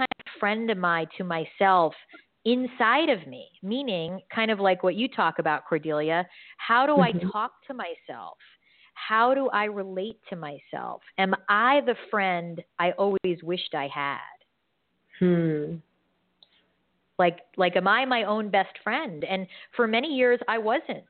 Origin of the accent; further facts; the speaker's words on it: New York, United States; moved away; I'm from New York